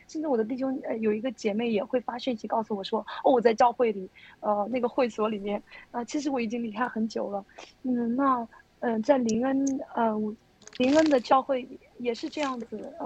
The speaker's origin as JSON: {"language": "Chinese", "region": "Xinjiang", "country": "China", "tie": "born or raised there", "also_born_or_lived": "Henan", "moved": "yes", "said": "我是在新疆长大的。我在新疆长大的"}